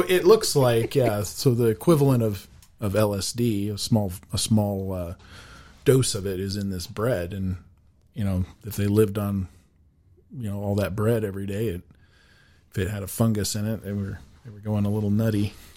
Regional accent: Laramie, Wyoming, United States; also born or lived in Chadron, Nebraska / Casper, Wyoming; I was born in Laramie, Wyoming, so I've been pretty much in Wyoming my whole life, um, other than just a small stint in Shatter, Nebraska

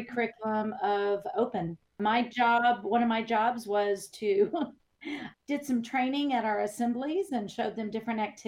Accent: Texas, United States; moved away; also born or lived in Illinois; I am galloping down to Texas. So I'm back in my home state

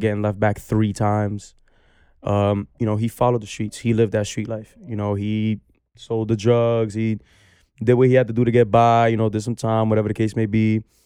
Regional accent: New York City, New York, United States; I come from Baychester Projects

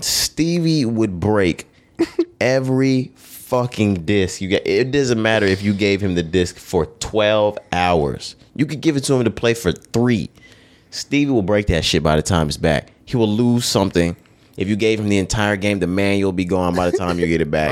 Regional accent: Texas, United States; we from Texas. We from the South

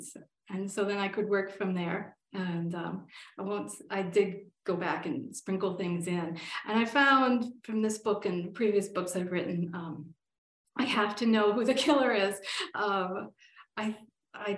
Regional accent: northern Pennsylvania, United States; now in Colorado, United States; My hometown is back in Pennsylvania, a small town up in the north of Pennsylvania

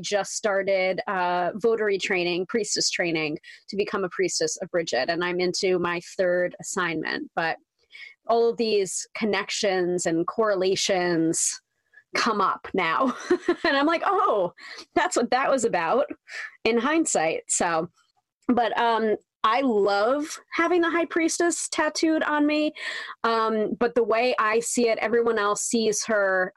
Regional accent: New York, United States; the New Yorker

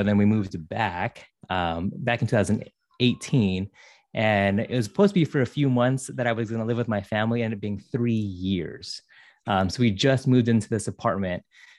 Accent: San Jose, California, United States; also born or lived in Hawaii; So I'm from San Jose, grew up here. Went to high school at Independence High School in San Jose, went to community college out in De Anza, and then transferred to San Jose State.

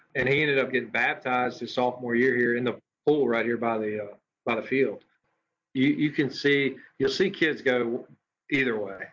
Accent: Madison, Mississippi, United States; moved away as an adult; also born or lived in Hammond, Louisiana; now in Meridian, United States; I am born and raised in Madison, Mississippi

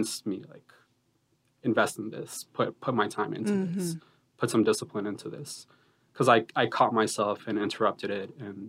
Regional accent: Boston, Massachusetts, United States; also born or lived in Colombia; Growing up in kind of the communities I grew up in Boston

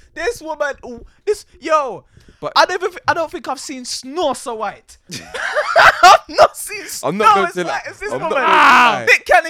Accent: Jamaica; I come from Jamaica.

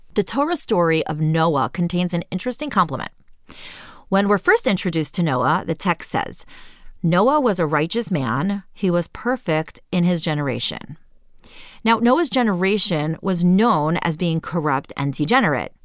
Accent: Cleveland, Ohio, United States; moved away as an adult; also born or lived in Jerusalem, Israel; I left my hometown of Cleveland, Ohio, for the big world of Jerusalem

